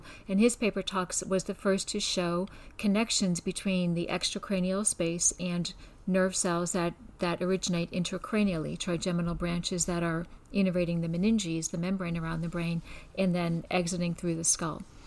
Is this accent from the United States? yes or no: yes; Scranton, Pennsylvania, United States; also born or lived in Georgetown / Baltimore; now in Houston, United States; I'm originally from Scranton, Pennsylvania